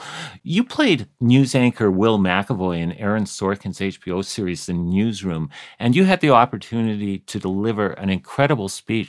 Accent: Canada; As a Canadian

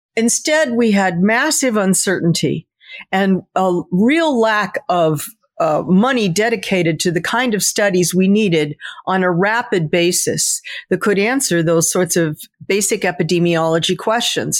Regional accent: United States

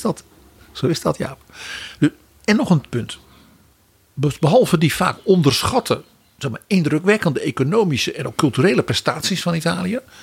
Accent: Netherlands; als Nederlanders

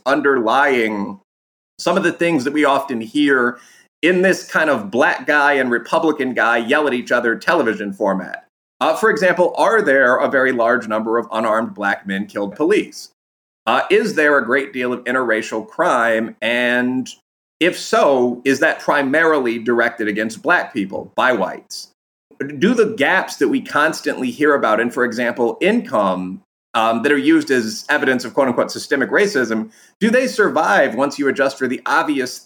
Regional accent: Chicago, Illinois, United States; moved away as an adult; also born or lived in Aurora, Illinois; now in Frankfort, United States; I grew up in Chicago. I was born in the city itself, lived in pre-gentrification Wicker Park on the north side for quite

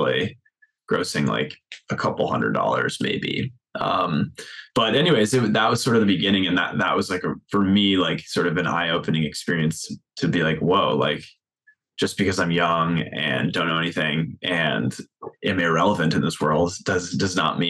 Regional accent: right outside of Boston, Massachusetts, United States; moved away as an adult; also born or lived in Minnesota

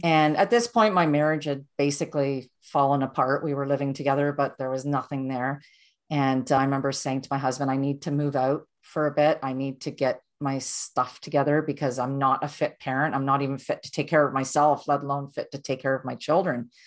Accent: Durham, Ontario, Canada; I was born and raised in Ontario, and I grew up in a small town called Durham, and it's not Durham region, it's the town of Durham.

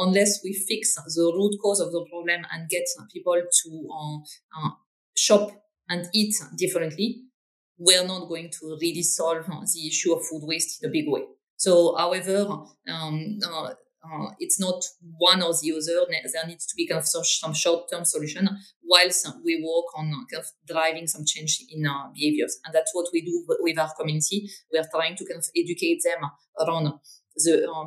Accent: north of France, France; English is a second language; moved away as an adult; now in London, United Kingdom; I'm originally from France. I grew up in the north of France, so kind of very, very much up north, next to the Belgian border

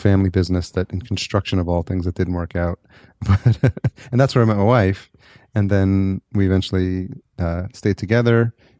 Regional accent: New York, United States; moved away as an adult; also born or lived in Atlanta; I'm originally from New York

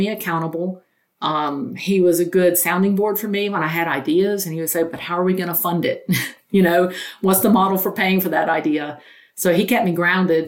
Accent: North Carolina, United States; I grew up very poor in North Carolina in a single wide

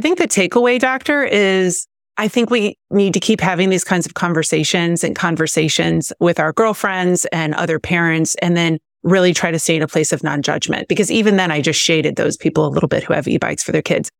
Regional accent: Missouri, United States; now in Southern California, United States; I grew up in, I grew up in Missouri

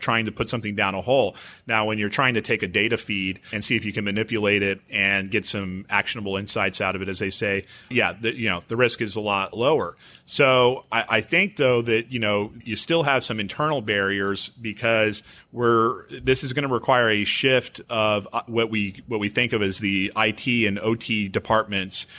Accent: Houston, Texas, United States; I grew up here in Houston.

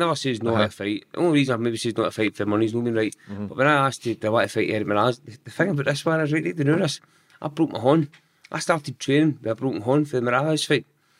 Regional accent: Giffnock, Scotland, United Kingdom; Giffarnock. Mm-hmm. So I'm still in Giffarnock now, but the street we stayed in, I mean, it was all brothers.

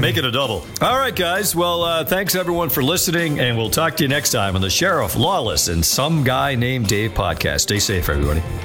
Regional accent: New England, United States; I'm from New England.

